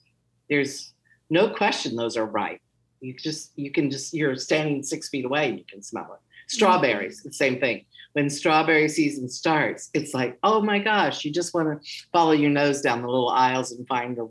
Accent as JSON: {"language": "English", "region": "Hawaii", "country": "United States", "tie": "born or raised there", "said": "Conversely, growing up in Hawaii, I know what a pineapple tastes like. Yeah. You know, I've never had a pineapple like the pineapples I grew up with."}